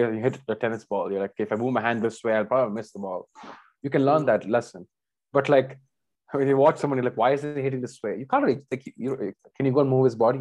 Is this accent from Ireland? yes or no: no; India; we're both Indian